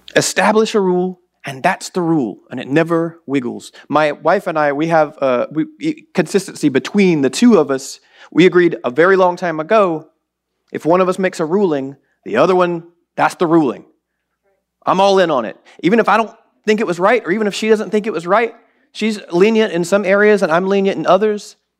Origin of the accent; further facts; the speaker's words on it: the South, United States; I grew up in the South